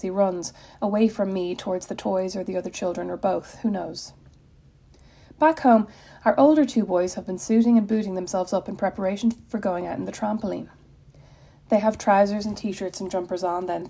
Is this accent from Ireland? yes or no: yes; Ireland; moved away as an adult; now in Indiana, United States; As an Irish person